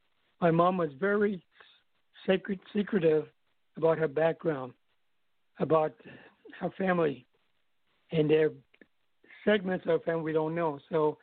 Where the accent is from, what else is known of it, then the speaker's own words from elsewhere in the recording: British Virgin Islands; I said, I'm from Virgin Islands.